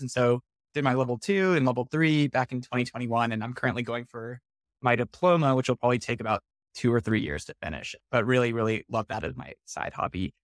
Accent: Houston, Texas, United States; I grew up in Houston in the suburb called Clear Lake

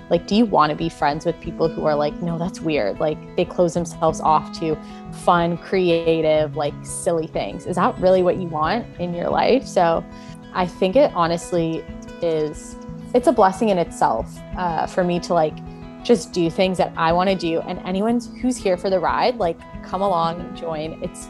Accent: Edmonton, Alberta, Canada; also born or lived in Toronto; now in Vancouver, Canada; I was born in Toronto. When I was 10 years old, my family relocated to Edmonton, Alberta, because of my stepdad's job. And I went there for middle school and high school.

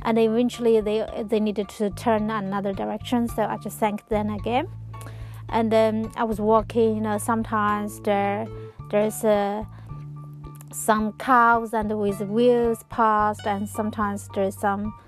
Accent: Changchun, Jilin, China; my hometown, Changchun

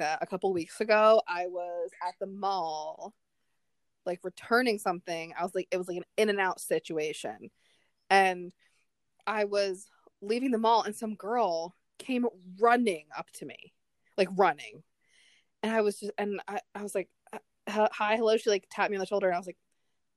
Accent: New Jersey, United States; I'm from New Jersey

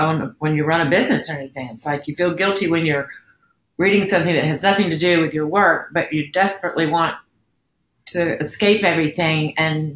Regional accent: Alabama, United States; moved away; also born or lived in New York; we're from Alabama

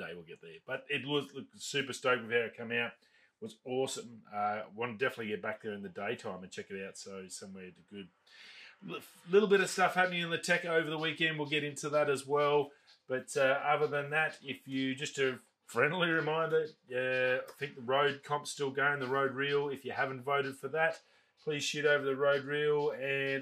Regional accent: Australia; as an Australian

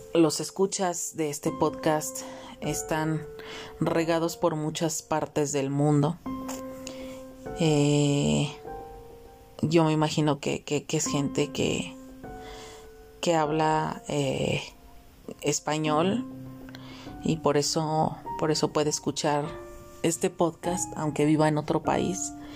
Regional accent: Mexico; mi país México, porque yo transmito desde México, yo soy mexicana.

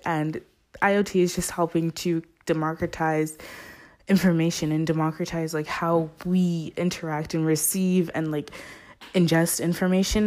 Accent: Zimbabwe; moved away; I'm originally from Zimbabwe, which is on top of South Africa

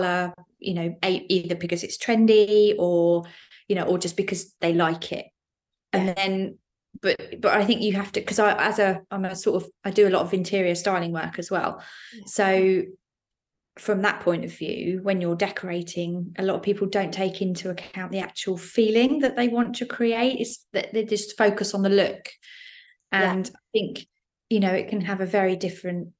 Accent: Isle of Wight, South East England, United Kingdom; moved away; I grew up on the Isle of Wight

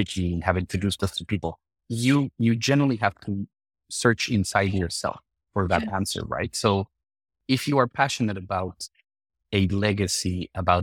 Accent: Mexico City, Mexico; moved away; I'm from Mexico City.

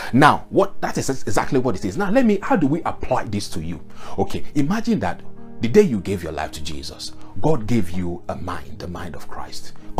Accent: Nigeria; I am a Yoruba man and I came from the Yoruba culture.

